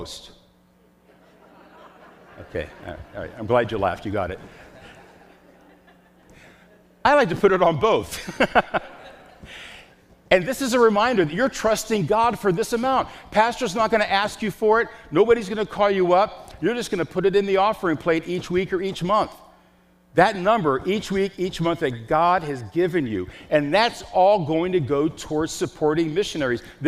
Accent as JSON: {"language": "English", "town": "Chicago", "region": "Illinois", "country": "United States", "said": "I'm from Chicago"}